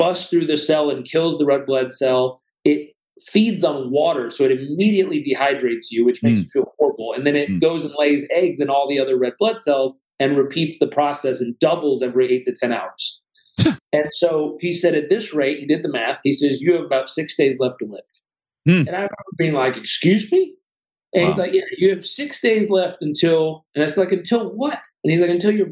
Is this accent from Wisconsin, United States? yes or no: no; Southern California, United States; I was brought up in Southern California